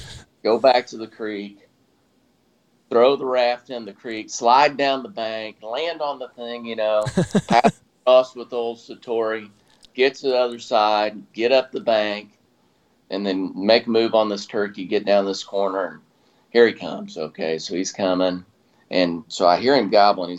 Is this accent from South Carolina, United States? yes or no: yes; South Carolina, United States; We grew up in South Carolina